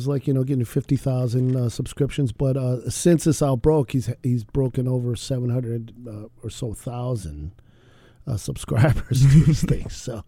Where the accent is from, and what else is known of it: Racine, Wisconsin, United States; born or raised there; moved away